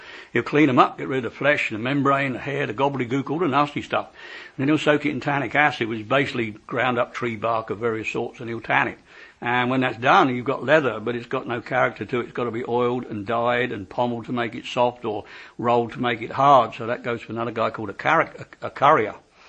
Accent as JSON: {"language": "English", "region": "England", "country": "United Kingdom", "said": "Because you know us, we're English, we don't eat horses, but we'll eat an oxen when it's dead."}